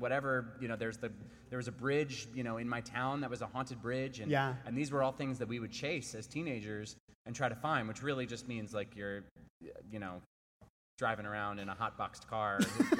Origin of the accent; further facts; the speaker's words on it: New Jersey, United States; I grew up in New Jersey.